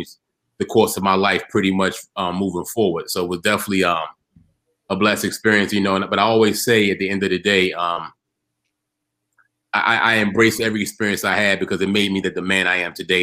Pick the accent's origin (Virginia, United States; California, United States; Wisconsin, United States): Virginia, United States; Norfolk; Originally born and raised in Norfolk, Virginia